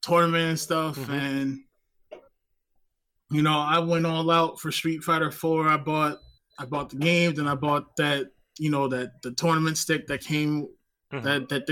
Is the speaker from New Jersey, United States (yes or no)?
yes; New Jersey, United States; also born or lived in Baltimore, Maryland; I'm originally from North Jersey